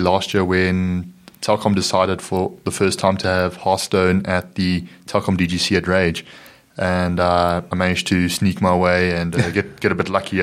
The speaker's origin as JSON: {"language": "English", "country": "South Africa", "said": "in South Africa, we with a lot of trends internationally, we always struggle behind by a good few years"}